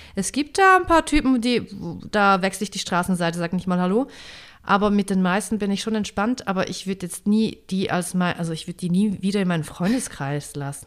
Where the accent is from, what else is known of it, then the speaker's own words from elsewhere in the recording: St. Gallen, Switzerland; St. Gallen, das ist der Ort, wo ich herkomme, das ist mein Hometown sozusagen, mein Home-Kanton